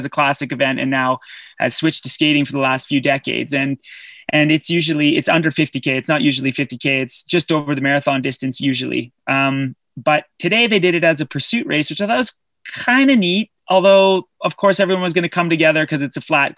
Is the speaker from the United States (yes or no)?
no; Canada; I'm Canadian